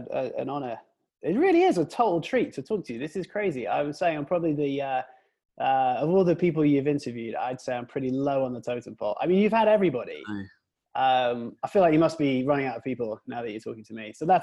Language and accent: English; Preston, North West England, United Kingdom; now in United States; So I'm from England originally. I'm from Preston, you guys know where that is, near Manchester. And I moved to America in 2001. So I've been here for about 17 years now.